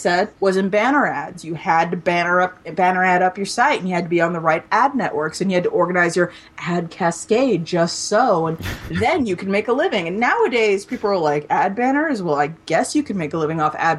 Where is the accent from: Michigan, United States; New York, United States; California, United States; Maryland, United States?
Maryland, United States; Maryland suburbs, United States; where I grew up in the Maryland suburbs